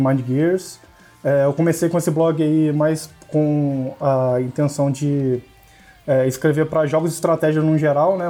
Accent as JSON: {"language": "Portuguese", "town": "Campos dos Goytacazes", "region": "Rio de Janeiro", "country": "Brazil", "tie": "born or raised there", "moved": "yes", "lives_now": "Goiânia, Brazil", "said": "eu sou de Campos Goitacazes, que é interior do Sal do Rio"}